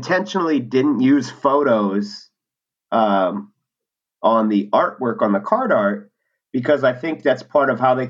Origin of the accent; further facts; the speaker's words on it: San Diego, California, United States; I'm from San Diego, so I had access to Comic-Con very easily. In high school, my friends and I would sneak